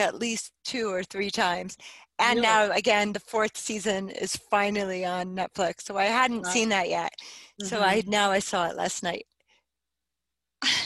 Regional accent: New Jersey, United States; also born or lived in Bronx, New York; I grew up in New Jersey, I was born in the Bronx, raised in New Jersey

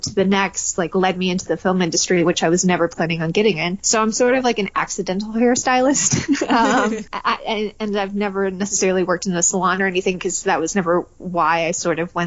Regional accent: Detroit, Michigan, United States; moved away; also born or lived in Atlanta; I grew up in Detroit

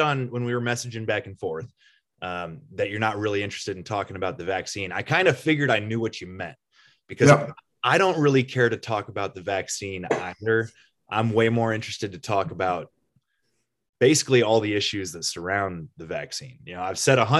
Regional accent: Indiana, United States

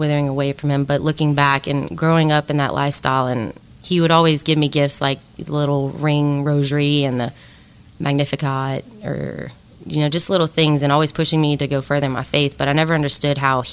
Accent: Lafayette, Louisiana, United States; I'm from Lafayette, Louisiana. I went to Cathedral Carmel for preschool and middle school, and then I went to St. Thomas More for high school

